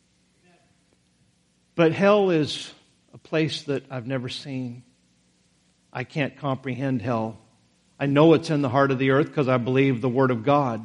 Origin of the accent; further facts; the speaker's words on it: Idaho, United States; when I grew up in Idaho